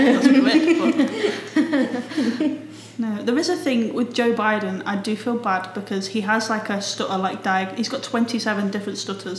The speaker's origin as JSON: {"language": "English", "country": "United Kingdom", "said": "I think it's because I'm British."}